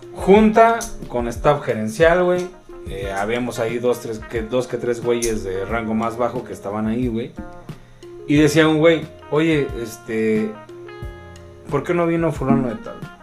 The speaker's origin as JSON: {"language": "Spanish", "country": "Mexico", "said": "yo estoy en mi país"}